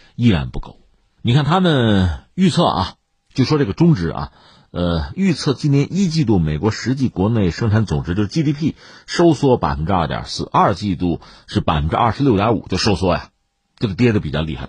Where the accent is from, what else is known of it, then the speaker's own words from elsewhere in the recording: China; 我们中国人